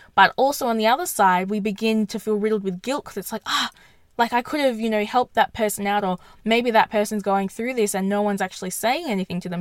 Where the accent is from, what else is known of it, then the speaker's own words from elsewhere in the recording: Perth, Western Australia, Australia; I'm in I'm from Perth